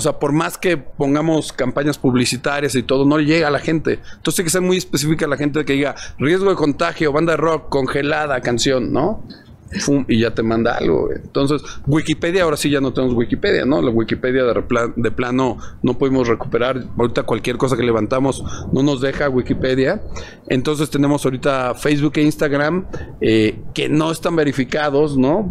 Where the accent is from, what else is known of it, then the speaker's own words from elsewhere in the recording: Mexico; somos de México, tenemos una banda de rock acá